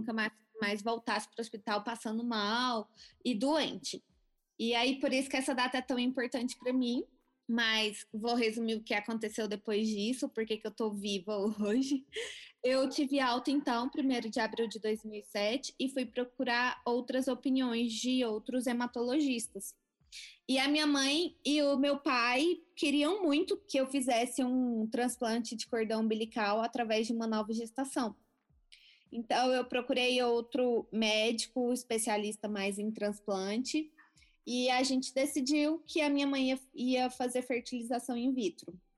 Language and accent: Portuguese; Goiânia, Goiás, Brazil; Eu nasci na cidade de Goiânia, Goiás. Nasci no dia 3 de maio de 1988. Sempre tive uma infância normal, era uma criança super saudável. É, cresci então em Goiânia